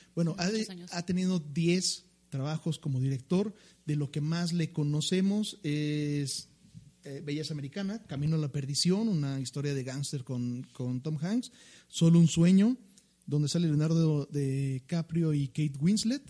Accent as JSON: {"language": "Spanish", "country": "Mexico", "said": "como mexicanos"}